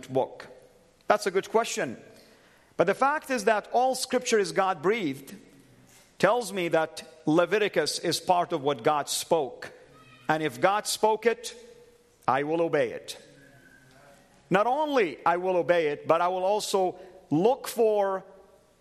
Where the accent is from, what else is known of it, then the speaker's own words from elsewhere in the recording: Saudi Arabia; moved away; I am a former Muslim, born and raised in Saudi Arabia, the heartland of Islam.